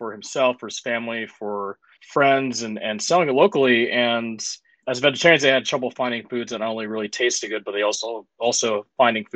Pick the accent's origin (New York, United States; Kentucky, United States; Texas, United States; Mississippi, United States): Mississippi, United States; And I'm actually born and raised in Mississippi. And I know I certainly sound like it.